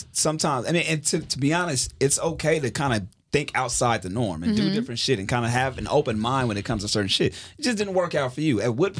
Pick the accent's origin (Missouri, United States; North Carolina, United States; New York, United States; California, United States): California, United States; Carson; I'm from Carson. Like, we grew up in the inner city for the most part. You know what I'm saying? Inner outer city, however you want to look at it.